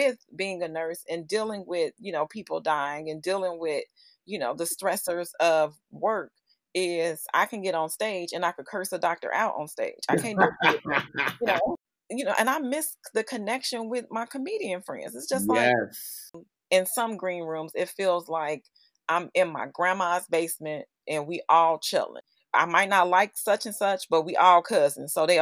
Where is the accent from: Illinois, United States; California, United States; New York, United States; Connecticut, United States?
Illinois, United States; Chicago; also born or lived in Los Angeles; I'm from Chicago